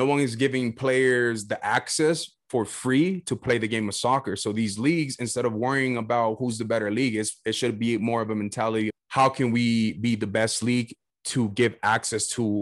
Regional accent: Southern California, United States; I'm from Southern California

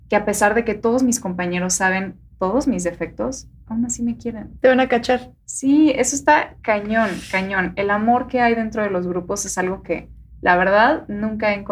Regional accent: Mexico; aquí todos somos mexicanos.

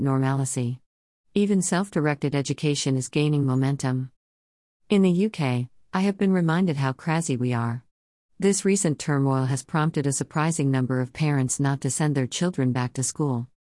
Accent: United States; moved away as an adult; now in United Kingdom; Being that American in the U K

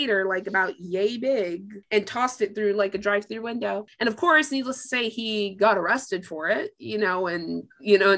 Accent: Tampa, Florida, United States; I'm from Tampa

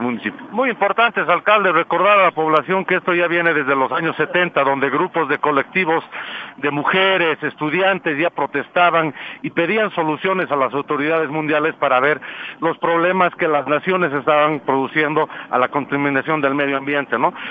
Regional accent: Arizona, United States; now in La Paz, Bolivia; Soy de Arizona.

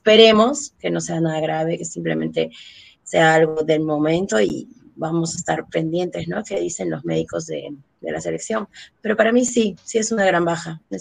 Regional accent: Peru; la única vez que nos ha tocado alentar a nuestro país, en este caso Perú, ha sido el mundial pasado

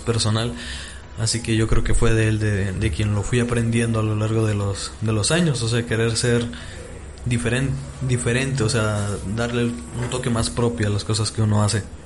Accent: Tlaquepaque, Jalisco, Mexico; soy orgullosamente tapateo. Nací en Tlaquepaque

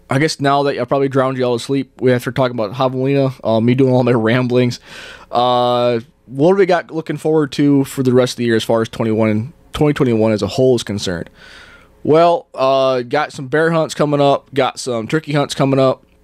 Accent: Northeast, United States; now in Arizona, United States; Um, like I said, I come from the Northeast. Uh, it's deer hunting. You know, it's deer, turkey, um, a little bit of bear hunting, and that's it.

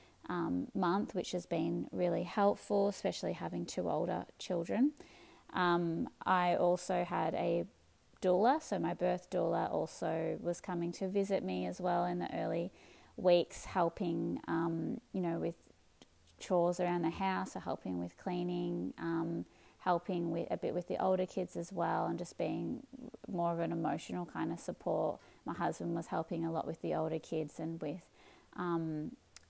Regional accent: Melbourne, Victoria, Australia; moved away as an adult; now in northern New South Wales, Australia; originally I'm from Melbourne.

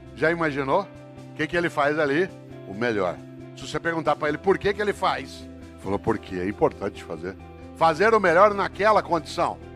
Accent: Brazil; eu sou brasileiro

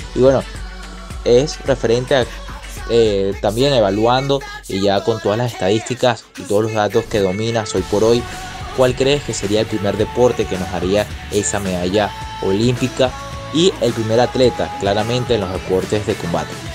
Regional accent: Venezuela

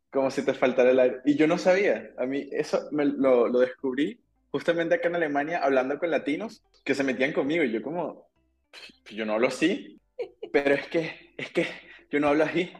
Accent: Caracas, Capital District, Venezuela; moved away as an adult; also born or lived in Aachen, Germany / Düsseldorf, Germany; now in Germany; yo tengo 31 años y, como tú dijiste, yo vengo de Venezuela y soy ingeniero

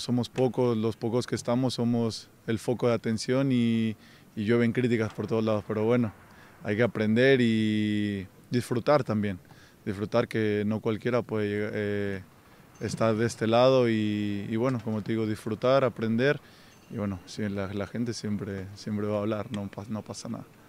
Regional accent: Mexico; now in Europe; somos muy pocos mexicanos que estamos en Europa

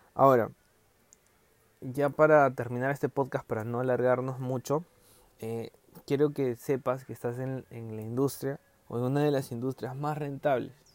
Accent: Peru; ahorita estamos en Perú porque somos peruanos

